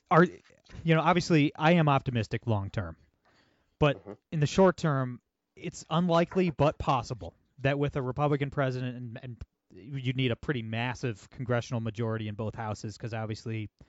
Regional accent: Ohio, United States; I'm from Ohio.

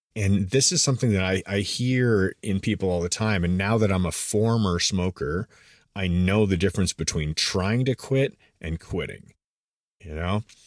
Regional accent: Canada; moved away as an adult; now in United States; I was born and raised in Canada

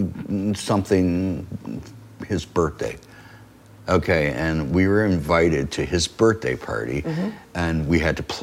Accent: Detroit, Michigan, United States; It's my hometown.

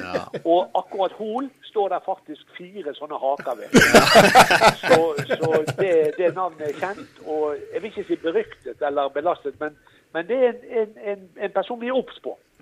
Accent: Norway; also born or lived in Florida; jeg er fra Norge

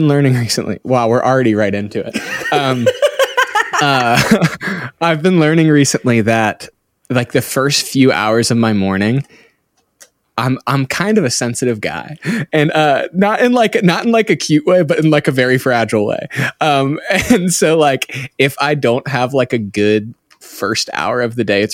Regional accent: Cincinnati, Ohio, United States; moved away as an adult; now in Redding, United States; I grew up in the Midwest of Cincinnati, Ohio. Until I was about 19, moved to Northern California

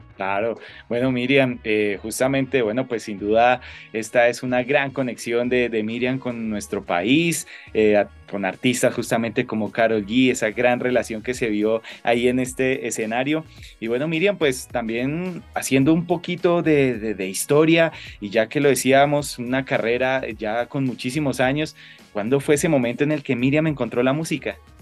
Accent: Colombia; como ciudadano colombiano

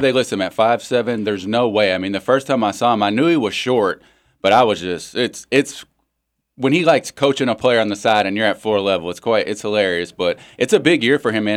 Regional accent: United States; I'm from the South End.

